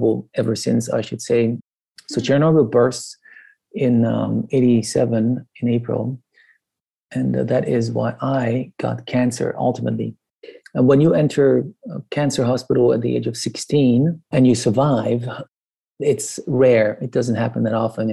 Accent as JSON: {"language": "English", "country": "Iran", "tie": "born or raised there", "moved": "yes", "said": "I grew up in Iran until 1979"}